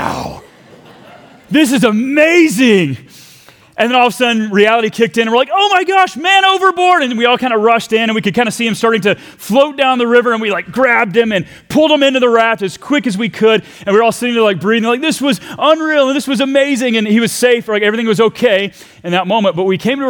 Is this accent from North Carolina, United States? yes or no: no; Texas, United States; we left my home country of Texas to go to Virginia